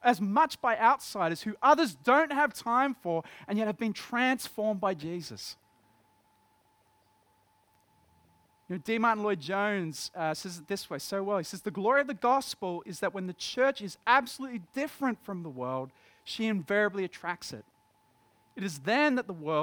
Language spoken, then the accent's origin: English; Dapto, New South Wales, Australia; I grew up in Dapto, in West Dapto